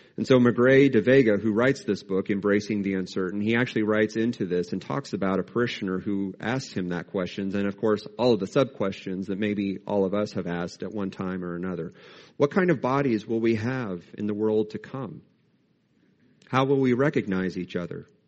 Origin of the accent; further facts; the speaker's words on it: United States; as American Christians